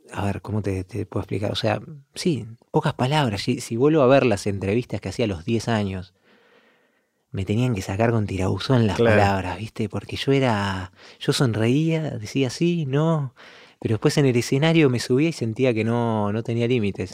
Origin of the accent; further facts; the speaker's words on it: Montevideo, Uruguay; moved away as an adult; also born or lived in Milan, Italy / Vienna, Austria; now in Italy; creciendo en Uruguay, como todos los músicos de Uruguay